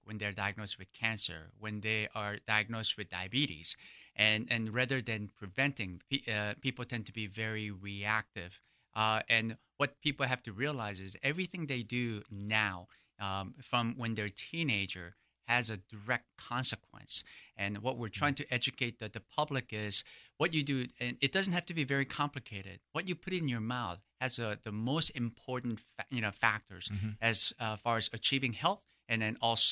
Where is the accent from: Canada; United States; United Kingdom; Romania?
United States; Irving, Texas; I grew up in Irving, North Dallas area.